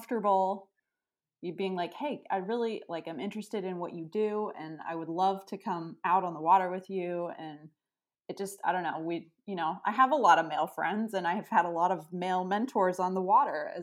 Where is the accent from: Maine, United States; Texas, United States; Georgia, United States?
Maine, United States; Freeport; also born or lived in Bath, Maine; I grew up in Freeport, Maine, which is about 20 minutes away from where I live now.